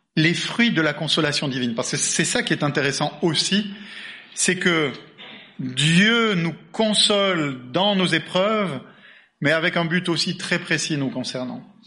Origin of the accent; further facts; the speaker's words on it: Bordeaux, Nouvelle-Aquitaine, France; je suis bordelais d'origine